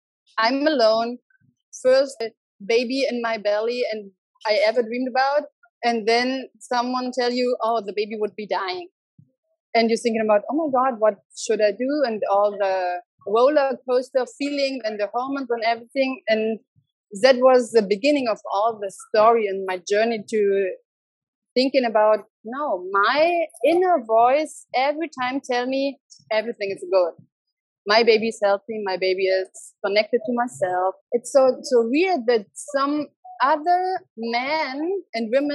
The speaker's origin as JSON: {"language": "English", "country": "Germany", "also_born_or_lived": "Berlin / Mexico", "second_language": "English", "moved": "as an adult", "lives_now": "Nicaragua", "said": "I'm from Germany and I lived since 2006 in Berlin."}